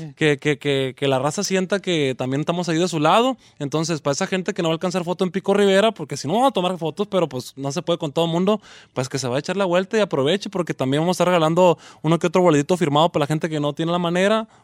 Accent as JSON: {"language": "Spanish", "town": "Culiacán", "region": "Sinaloa", "country": "Mexico", "said": "en Culiacán, que es mi tierra"}